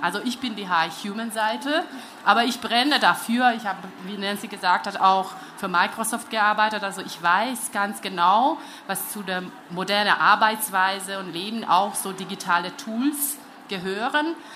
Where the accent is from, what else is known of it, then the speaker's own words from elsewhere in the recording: Hungary; German is a second language; now in Germany; ich bin Ungarin, lebe in Deutschland